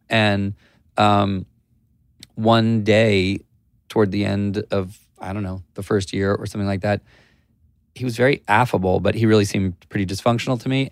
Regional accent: Columbia, Maryland, United States; Grew up, um, in Columbia, Maryland

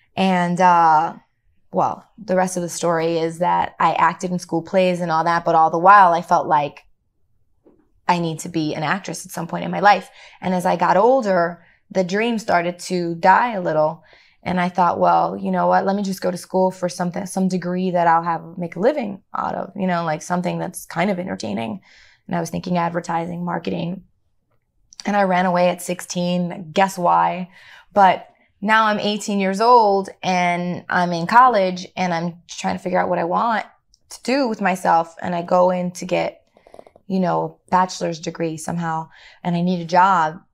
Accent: Chicago, Illinois, United States; growing up in Chicago, I felt isolated from my culture

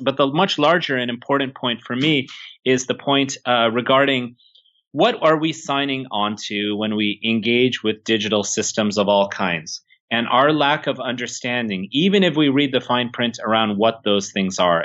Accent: Silicon Valley, California, United States; I'm from Silicon Valley myself

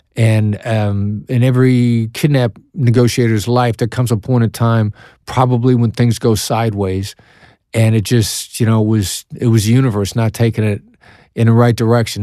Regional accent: Iowa, United States; accent: Iowa accent; moved away; also born or lived in Kansas City, Missouri; I know that my accent gives me away. I'm from Iowa. I definitely have the Iowa accent

